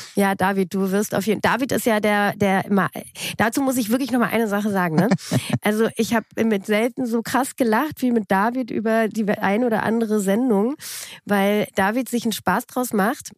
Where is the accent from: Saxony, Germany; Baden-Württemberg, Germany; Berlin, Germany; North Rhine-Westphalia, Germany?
Berlin, Germany; also born or lived in Munich / Frankfurt; Ich bin mit drei Jahren nach Berlin gekommen.